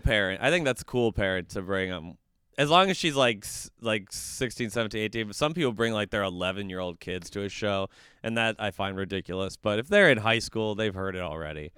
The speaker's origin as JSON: {"language": "English", "town": "Woodbury", "region": "Minnesota", "country": "United States", "also_born_or_lived": "Wisconsin", "said": "I'm from Woodbury, which is one of the Applebee's suburbs of the Twin Cities"}